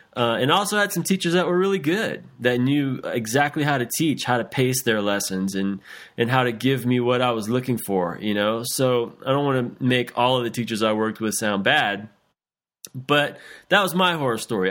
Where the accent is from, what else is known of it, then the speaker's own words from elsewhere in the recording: South Louisiana, United States; when I was eight years old, growing up in South Louisiana